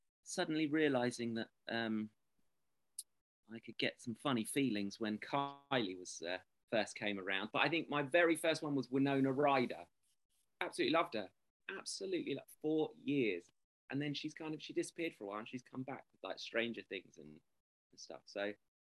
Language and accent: English; England, United Kingdom; I'm English